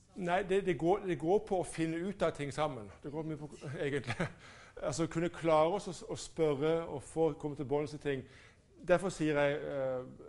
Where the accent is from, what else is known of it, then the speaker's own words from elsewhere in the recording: Norway; jeg som nordmann